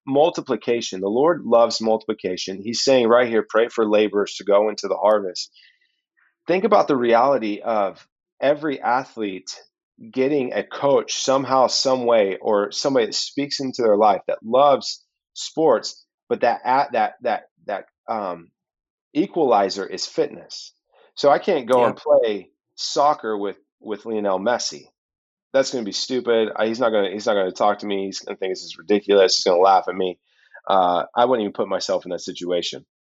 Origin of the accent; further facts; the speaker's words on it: Oklahoma, United States; I'm from Oklahoma